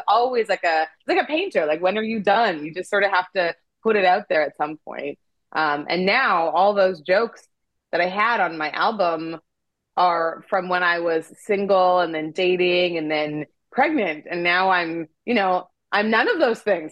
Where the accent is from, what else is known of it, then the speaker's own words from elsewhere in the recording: Canada; moved away as an adult; also born or lived in Nigeria / South Africa / Korea / France; now in Los Angeles, United States; I was born in Nigeria and then we moved to Canada when I was a baby and I grew up there.